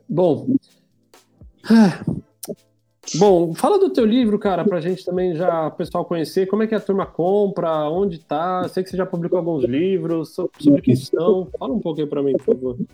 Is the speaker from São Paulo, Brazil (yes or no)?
yes; São Paulo, Brazil; moved away as an adult; now in Portugal; Sou de São Paulo.